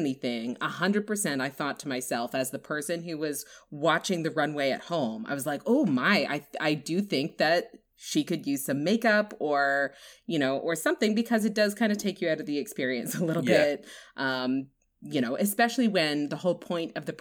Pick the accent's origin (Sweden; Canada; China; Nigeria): Canada; East Coast of Canada, Atlantic Canada; It's very East Coast, which is where I'm from.